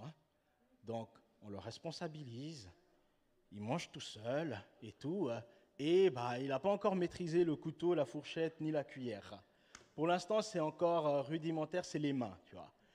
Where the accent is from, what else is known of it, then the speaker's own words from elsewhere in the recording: Switzerland; en tant que Suisse